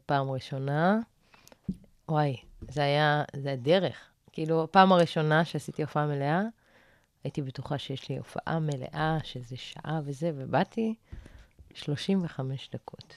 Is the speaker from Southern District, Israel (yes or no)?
yes; Arad, Southern District, Israel; אני במקור מערד